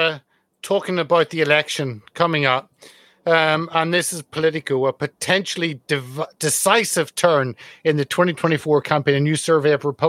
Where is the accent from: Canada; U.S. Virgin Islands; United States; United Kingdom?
United Kingdom; My frustration as a Brit looking over